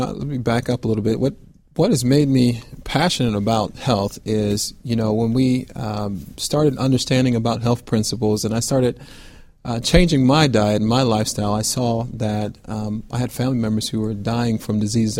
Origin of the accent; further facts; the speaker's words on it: Fort Lauderdale, Florida, United States; moved away; also born or lived in Buffalo, New York / Houston, Texas; I'm originally from Fort Lauderdale, Florida, and I grew up in a Christian home.